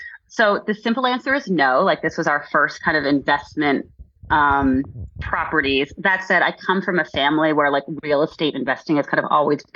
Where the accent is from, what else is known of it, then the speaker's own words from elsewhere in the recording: East Coast, United States; moved away; I'm originally from the East Coast